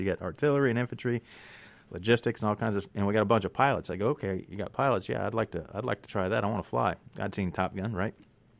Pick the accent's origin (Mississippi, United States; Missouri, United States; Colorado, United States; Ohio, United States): Mississippi, United States; also born or lived in Red Bay, Alabama; I'm from up in northeast Mississippi, Tishomingo County. I was born in Mississippi, actually born in Red Bay, Alabama, but our trailer was in Itawamba County, just north of Fulton.